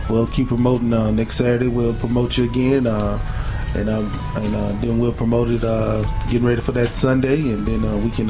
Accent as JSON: {"language": "English", "region": "Mississippi", "country": "United States", "said": "I'm from Mississippi, so excuse me when I start saying certain uh"}